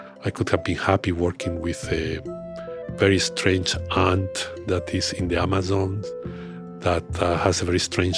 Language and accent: English; Burgos, Castile and León, Spain; moved away; That's from my hometown in Spain